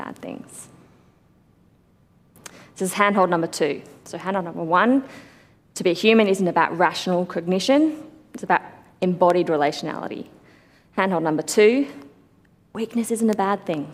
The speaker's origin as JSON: {"language": "English", "town": "Sydney", "region": "New South Wales", "country": "Australia", "tie": "born or raised there", "said": "growing up in the church that I grew up in Sydney"}